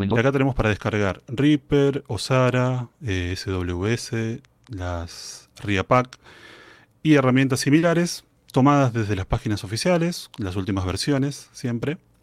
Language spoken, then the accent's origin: Spanish; Argentina; Soy músico, integrante de la Banda Sinfónica Nacional de mi país